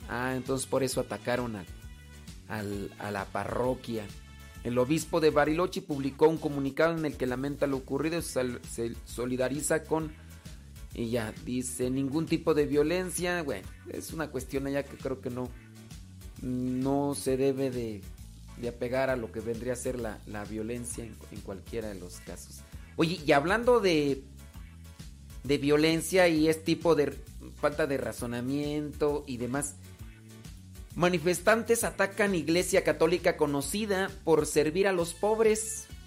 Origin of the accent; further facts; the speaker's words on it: Guadalajara, Jalisco, Mexico; soy acá de Guadalajara.